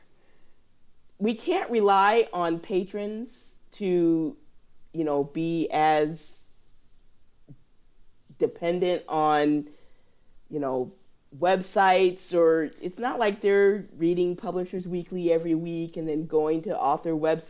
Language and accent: English; Illinois, United States; moved away; also born or lived in Indiana; I'm from Illinois